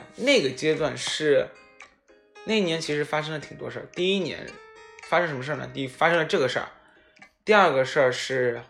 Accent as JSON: {"language": "Chinese", "region": "Shanghai", "country": "China", "said": "他问我是来自哪里的，然后我说我是来自于上海的"}